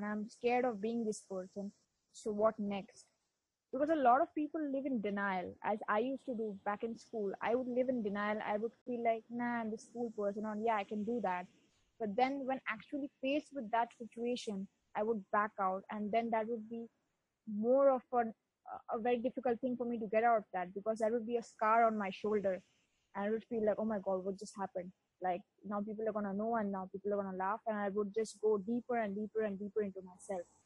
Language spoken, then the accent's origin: English; West Bengal, India; first language Bengali; English is a second language; Bengali is my mother tongue because I live in Bengal, so that's the language here.